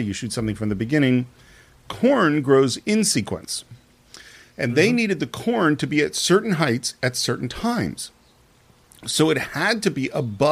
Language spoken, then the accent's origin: English; the Bay Area, California, United States; I grew up in the Bay Area in the 70s